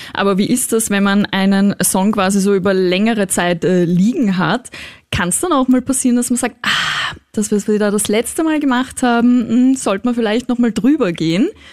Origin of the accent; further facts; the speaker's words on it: Austria; Bei uns in, in Österreich